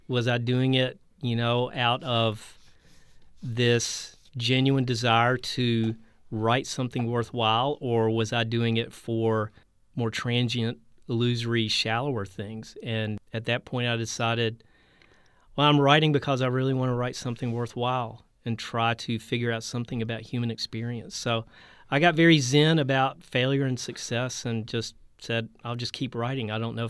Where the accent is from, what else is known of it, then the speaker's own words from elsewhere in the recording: Texas, United States; I mean, Beto O'Rourke in my home state, he's running the right kind of campaign.